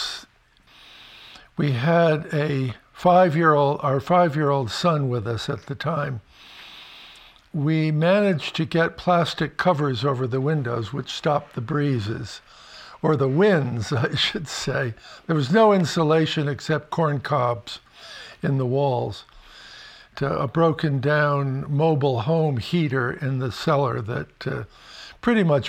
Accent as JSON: {"language": "English", "region": "Connecticut", "country": "United States", "tie": "born or raised there", "moved": "yes", "lives_now": "Vermont, United States", "said": "the kind of house that I grew up on in Connecticut."}